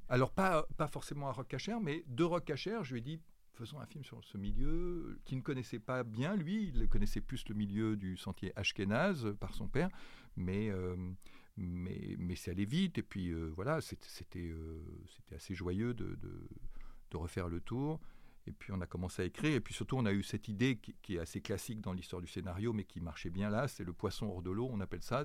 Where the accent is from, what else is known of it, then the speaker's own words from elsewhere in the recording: Grenoble, Auvergne-Rhône-Alpes, France; je, suis né à Grenoble, j'ai grandi à Grenoble